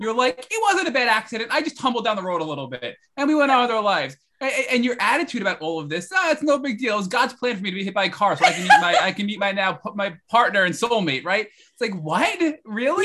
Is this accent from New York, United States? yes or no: yes; New York, United States; I'm a New Yorker